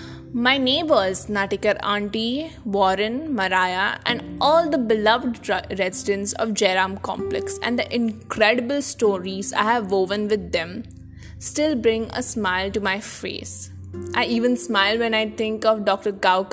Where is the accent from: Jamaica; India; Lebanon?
India; Panaji, Goa; now in Vasco da Gama, India; 5 months ago, I relocated to Vasco from Panjim. I'd spent 16 years of my life in Panjim, my entire childhood and teenage.